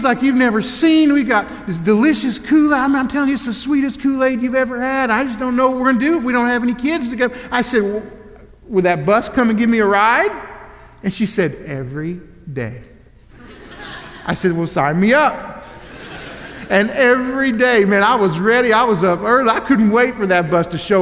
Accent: Elgin, Oklahoma, United States; I grew up in Elgin, Oklahoma

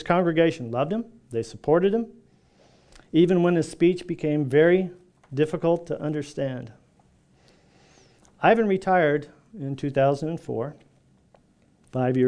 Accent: California, United States

